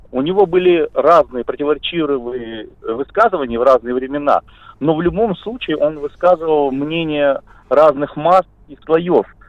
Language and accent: Russian; Pyatigorsk, Stavropol Krai, Russia; Я с города Пятигорска